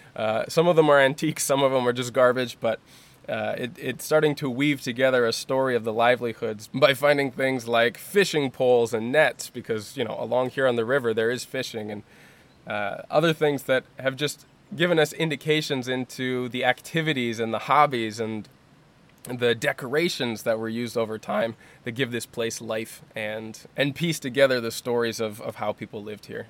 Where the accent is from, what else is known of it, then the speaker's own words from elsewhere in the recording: United States; moved away as an adult; growing up in the United States